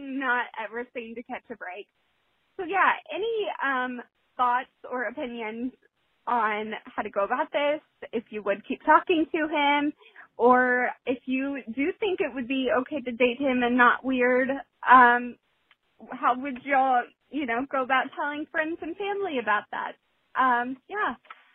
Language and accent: English; the South, United States; I'm also from the South